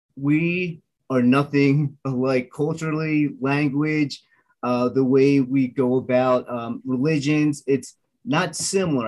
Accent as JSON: {"language": "English", "region": "Delaware", "country": "United States", "tie": "born or raised there", "first_language": "English", "said": "growing up in Delaware, I was one of the very few Asians"}